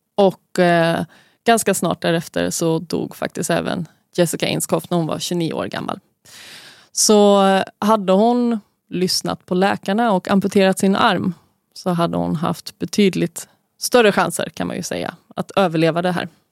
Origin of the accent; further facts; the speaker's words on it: Gothenburg, Västra Götaland, Sweden; Vi är göteborgare